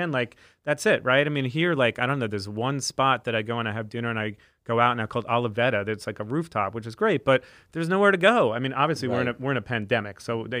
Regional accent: United Kingdom; Like, I'm British. That's normal.

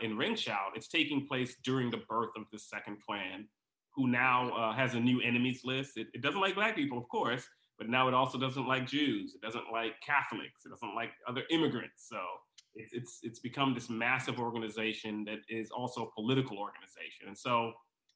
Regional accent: Texas, United States; I grew up in Texas

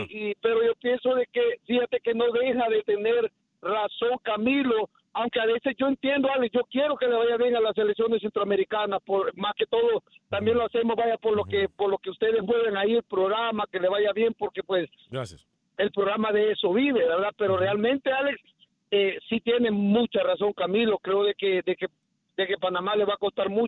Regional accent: Mexico; now in Chicago, United States; Soy mexicano

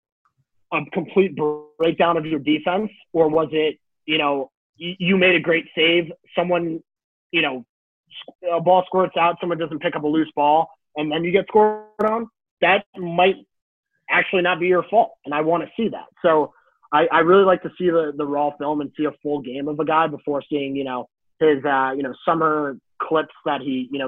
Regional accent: Hudson Valley, New York, United States; I am from downstate New York

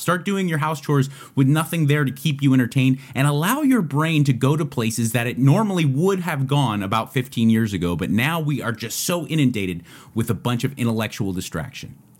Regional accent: United States; I'm grateful to be an American.

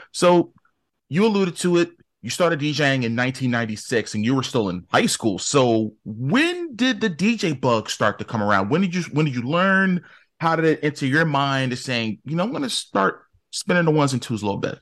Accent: Newark, New Jersey, United States; I grew up in Newark

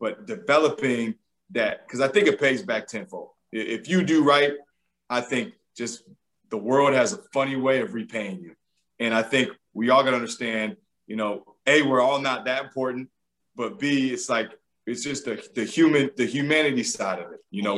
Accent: Georgia, United States; I was from Georgia. I worked at Xavier before I was here

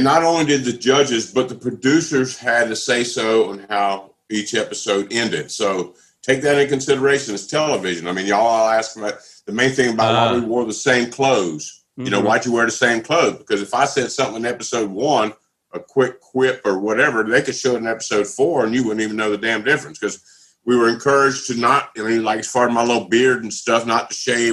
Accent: Southwest Louisiana, United States; also born or lived in Florida; now in Georgia, United States; I'm from Southwest Louisiana

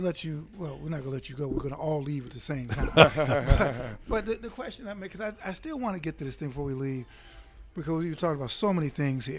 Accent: Chicago, Illinois, United States; growing up in Chicago, you know, as a kid

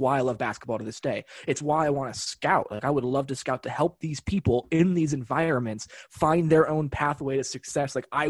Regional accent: Los Angeles, California, United States; now in Denver, United States; I don't care if I'm in Denver for the next 70 years, I'm from Los Angeles. Full stop.

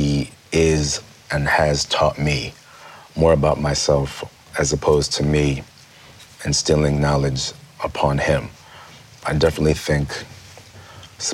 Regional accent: Rochester, New York, United States; I grew up in Rochester, New York

